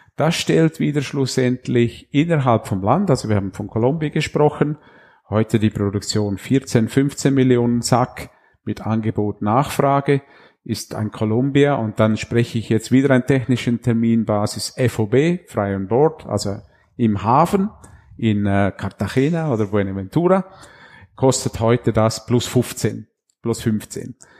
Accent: Graubünden, Switzerland; moved away as an adult; ich bin im Bündnerland aufgewachsen und da mit 20 Jahren ins Unterland gekommen

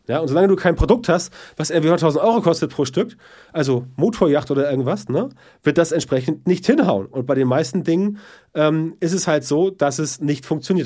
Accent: the North, Northern Germany, Germany; bei uns im Norden

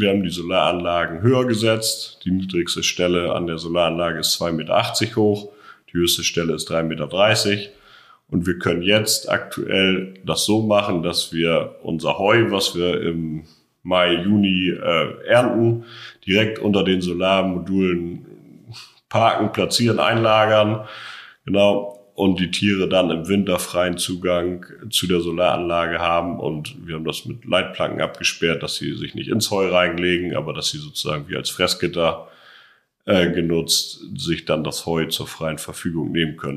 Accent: Schleswig-Holstein, Germany; moved away as an adult; now in Brandenburg, Germany; Ich komme ganz ursprünglich aus Schleswig-Holstein und bin jetzt seit zehn Jahren ungefähr hier in Brandenburg

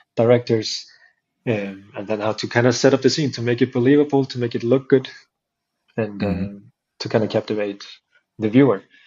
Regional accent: Iceland; the town I grew up in, so I started going to the capital city to train it with the guys there

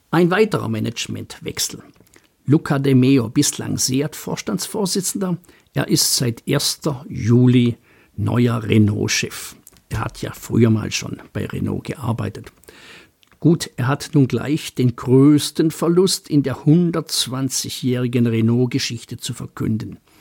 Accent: Baden-Württemberg, Germany; als Schwabe

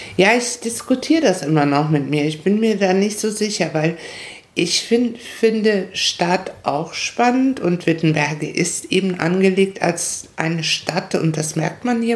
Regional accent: Paraguay; moved away as an adult; also born or lived in Hamburg, Germany; now in Prignitz, Germany; ich bin mit 20 aus Paraguay nach Deutschland gekommen

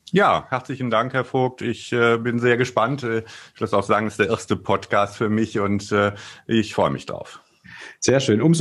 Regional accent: Wuppertal, North Rhine-Westphalia, Germany; also born or lived in Wiesbaden; ich bin ja gebürtiger Rheinländer aus Wuppertal und bin dann äh, nach Wiesbaden gezogen

